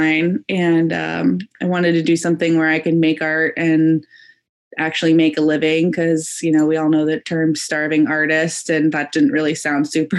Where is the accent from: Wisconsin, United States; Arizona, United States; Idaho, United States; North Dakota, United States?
Arizona, United States; Phoenix; now in Portland, United States; I'm in Portland, Oregon right now, but I'm originally from Phoenix, Arizona.